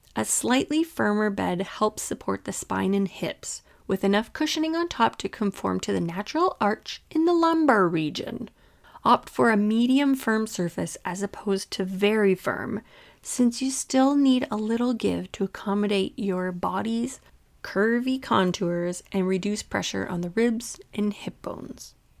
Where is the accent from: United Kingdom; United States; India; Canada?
Canada; I was born and raised in Canada